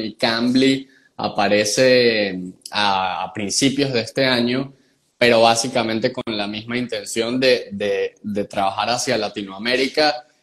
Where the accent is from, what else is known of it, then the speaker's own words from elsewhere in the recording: San Cristóbal, Táchira, Venezuela; accent: gocho mixto; moved away as an adult; also born or lived in Barquisimeto, Venezuela / Margarita Island, Venezuela / Medellín, Colombia; now in United States; Yo soy un gocho mixto. Eh, nací en San Cristóbal